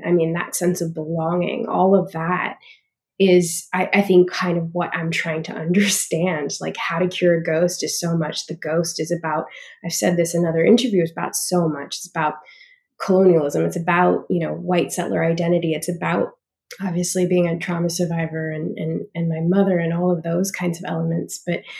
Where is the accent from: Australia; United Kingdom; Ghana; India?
Australia; also born or lived in Canada; now in United States; growing up in Australia, growing up in Canada, but really, like, cementing who I am in an Australian context